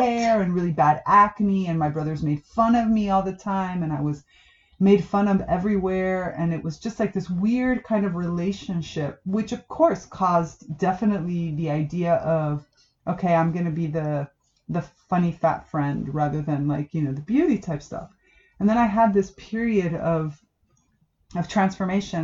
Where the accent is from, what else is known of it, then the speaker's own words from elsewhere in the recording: South Florida, United States; moved away; also born or lived in Damanhur; I grew up in South Florida. I'm Cuban American